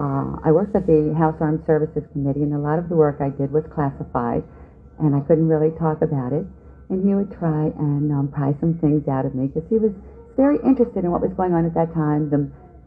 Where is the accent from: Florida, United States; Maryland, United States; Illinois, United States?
Maryland, United States; Baltimore; now in Washington, D.C., United States; Baltimore, where actually I was born and raised prior to moving to Washington, D.C., and that was my hometown